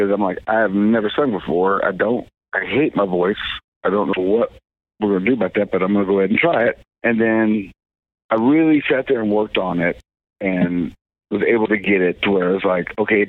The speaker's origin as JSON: {"language": "English", "town": "Kingston", "region": "Oklahoma", "country": "United States", "tie": "born or raised there", "said": "I was in the process of opening up a coffee shop in my hometown in Oklahoma, in this little town of Kingston on Lake Texoma"}